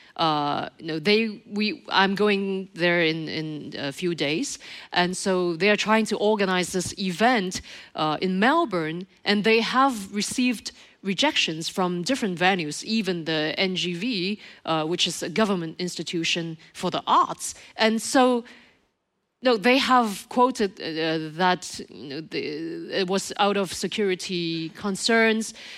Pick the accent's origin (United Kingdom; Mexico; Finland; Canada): Canada; Montreal, Quebec; in Montreal, my my hometown